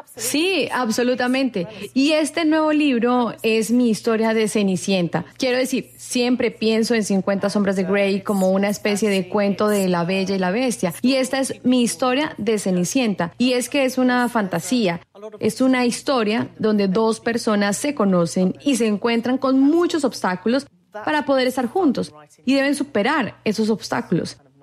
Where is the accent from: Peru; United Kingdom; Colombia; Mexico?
United Kingdom; en mi país, de donde yo vengo